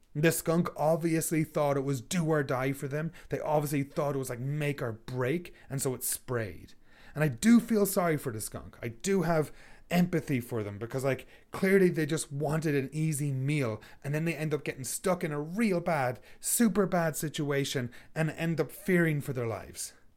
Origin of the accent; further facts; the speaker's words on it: Ireland; moved away as an adult; now in Canada; We're Irish